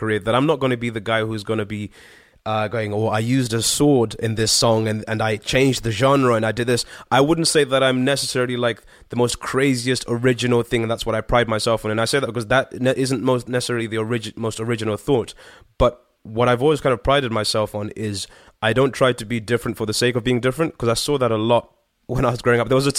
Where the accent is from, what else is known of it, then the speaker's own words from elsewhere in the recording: Harare, Zimbabwe; I was born in in a place called Harare, or Harare is how they'd pronounce it, more like. which is the capital, but I lived just off the capital of Zimbabwe.